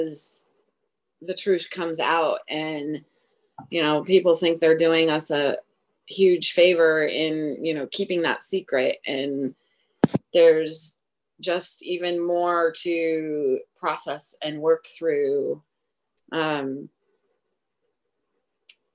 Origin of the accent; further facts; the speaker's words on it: Oregon, United States; I was born in Oregon.